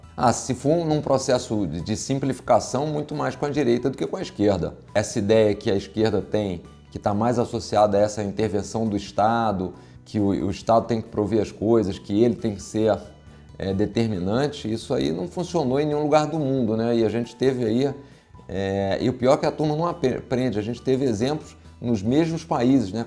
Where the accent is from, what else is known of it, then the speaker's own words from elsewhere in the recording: Rio de Janeiro, Brazil; accent: carioca; eu sou, sou carioca, como dá para ver pelo sotaque